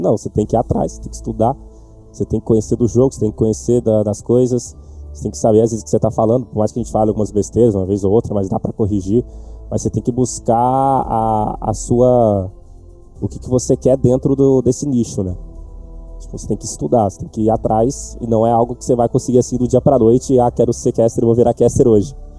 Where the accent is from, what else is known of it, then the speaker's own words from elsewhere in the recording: Santos, São Paulo, Brazil; sou natural de Santos